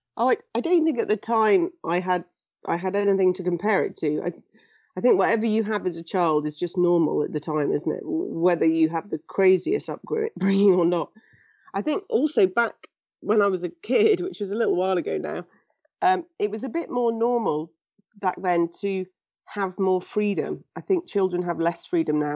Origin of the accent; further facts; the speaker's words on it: England, United Kingdom; I was born in England and raised in England